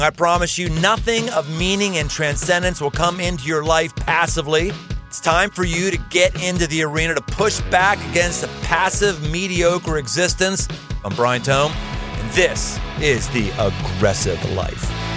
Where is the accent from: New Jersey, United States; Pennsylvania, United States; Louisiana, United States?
Pennsylvania, United States; Pittsburgh; I grew up in Pittsburgh